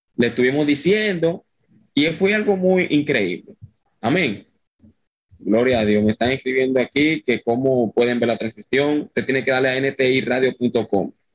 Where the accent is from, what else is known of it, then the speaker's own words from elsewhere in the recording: Dominican Republic; soy dominicano, no soy venezolano ni colombiano